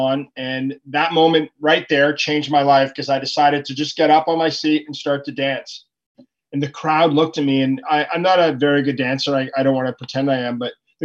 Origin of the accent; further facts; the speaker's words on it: Ottawa, Ontario, Canada; I'm from Ottawa, Canada